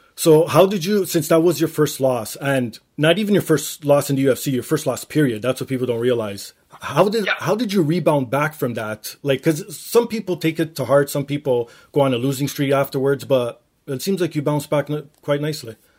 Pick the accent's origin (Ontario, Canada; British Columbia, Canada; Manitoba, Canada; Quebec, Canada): Ontario, Canada; Toronto; I actually grew yeah. up downtown as well